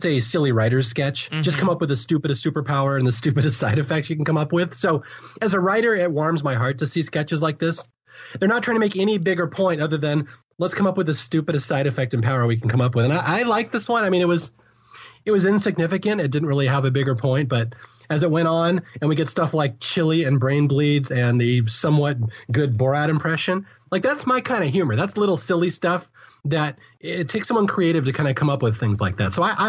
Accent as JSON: {"language": "English", "region": "West Coast", "country": "United States", "said": "And again, I'm from the West Coast, so I may have missed some of the nuances of this sketch"}